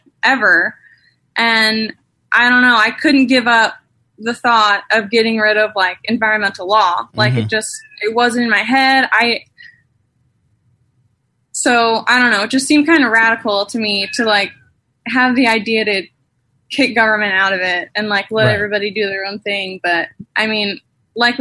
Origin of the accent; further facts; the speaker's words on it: St. Louis, Missouri, United States; I'm originally from Missouri, St. Louis, Missouri. Kind of. I grew up in St. Louis, but I went to high school in a really small town south of St. Louis.